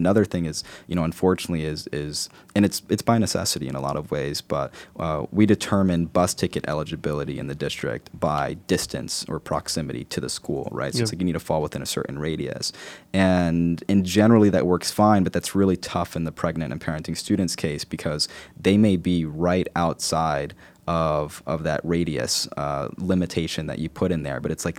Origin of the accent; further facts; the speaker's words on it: Newark, New Jersey, United States; growing up in Newark was something that I always attribute to, you know, characteristics like resilience, hope, passion.